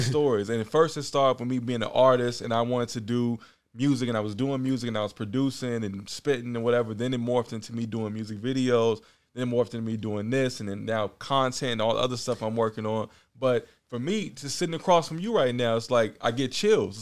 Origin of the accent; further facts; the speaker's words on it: Oakland, California, United States; moved away as an adult; also born or lived in Richmond, California / New York; now in Los Angeles, United States; Born and raised Oakland, California. Now I live in L A.